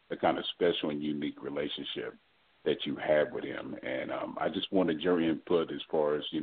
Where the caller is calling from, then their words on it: Texas, United States; I'm calling from Texas.